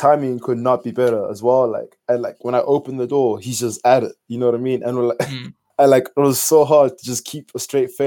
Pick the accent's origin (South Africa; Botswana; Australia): Botswana; moved away as an adult; now in Ireland; I came here last year from Botswana, because that's where I'm from originally